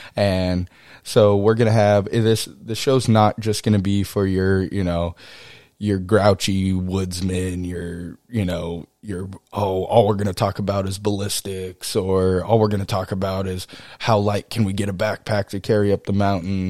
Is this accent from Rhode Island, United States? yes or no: no; College Station, Texas, United States; also born or lived in Kodiak Island, Alaska; I grew up in Texas, uh, in College Station, Texas